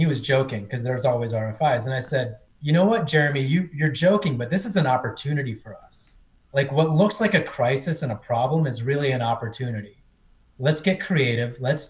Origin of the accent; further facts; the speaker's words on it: India; born there; as someone Indian born, India is very corrupt.